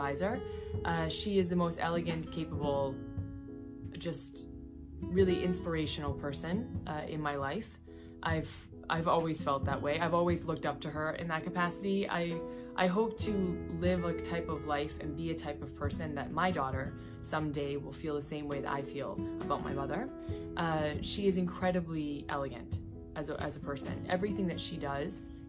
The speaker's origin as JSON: {"language": "English", "country": "United States", "said": "being an American like myself"}